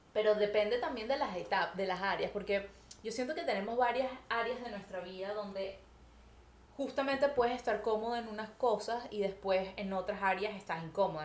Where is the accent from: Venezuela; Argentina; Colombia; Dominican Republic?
Venezuela; moved away as an adult; now in Montreal, Canada; nosotros nos salimos de Venezuela, nosotras venimos bueno, en mi caso, hace nueve años yo vivo en Montreal, Canadá